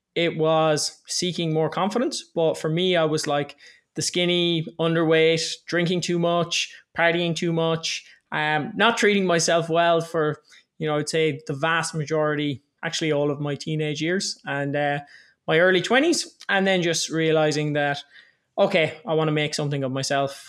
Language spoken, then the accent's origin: English; Ireland; I'm twenty-eight years old, I'm Irish